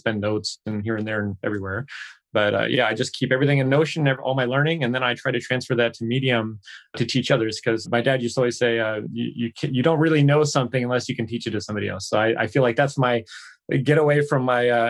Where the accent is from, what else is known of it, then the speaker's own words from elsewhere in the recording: United States; moved away as an adult; now in Seoul, South Korea; I'm an American expat and lived here in Seoul, South Korea for the past 12 years